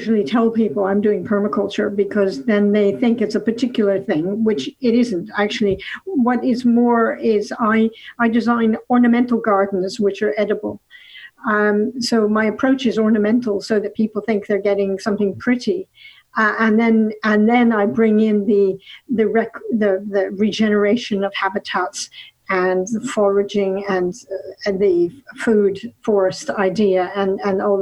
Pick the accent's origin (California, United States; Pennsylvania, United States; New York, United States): California, United States; Los Angeles; now in Lancaster, United Kingdom; I grew up in Los Angeles, and when I was 15, my parents thought it was a good idea to send me to Europe